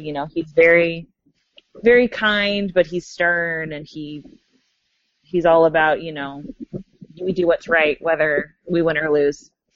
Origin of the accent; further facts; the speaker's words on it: Texas, United States; the part of Texas that I grew up